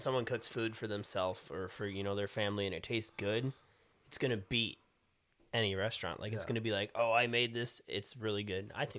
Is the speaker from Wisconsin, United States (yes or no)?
yes; Wisconsin, United States; we're from Wisconsin